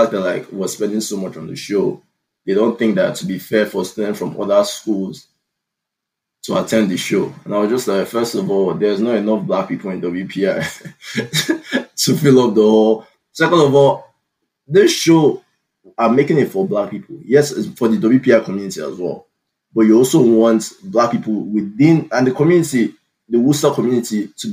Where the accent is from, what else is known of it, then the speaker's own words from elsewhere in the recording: Nigeria; now in United States; the Nigerian man that I am